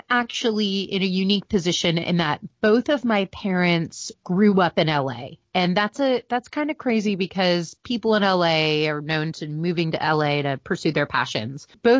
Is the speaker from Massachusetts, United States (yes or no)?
no; Beverly Hills, California, United States; born or raised there